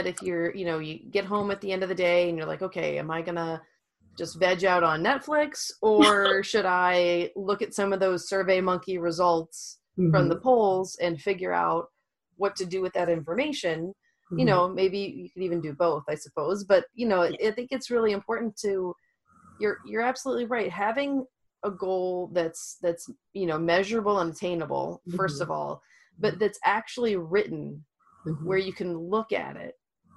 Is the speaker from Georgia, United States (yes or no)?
no; Louisiana, United States; I'm from Louisiana